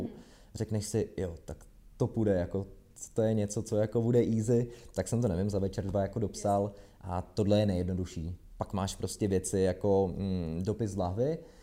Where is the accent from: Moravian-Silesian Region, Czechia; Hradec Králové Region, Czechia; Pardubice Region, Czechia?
Hradec Králové Region, Czechia; Trutnov; now in Prague, Czech Republic; já jsem z Trutnova